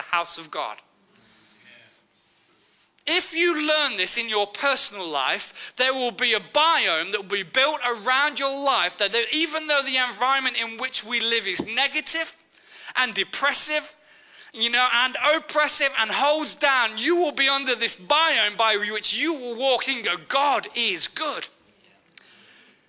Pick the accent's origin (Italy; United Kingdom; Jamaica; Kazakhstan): United Kingdom; Nottingham, East Midlands; I'm from Nottingham